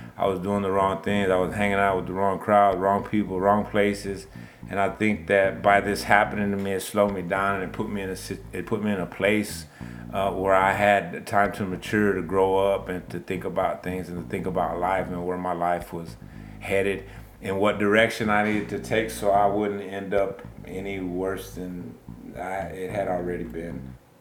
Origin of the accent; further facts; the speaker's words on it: Baytown, Texas, United States; I'm from Baytown, Texas. Born and raised